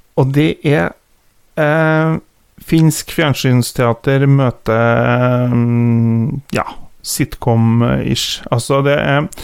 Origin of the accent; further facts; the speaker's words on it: Kvål, Trøndelag, Norway; Jeg er jo fra Kvål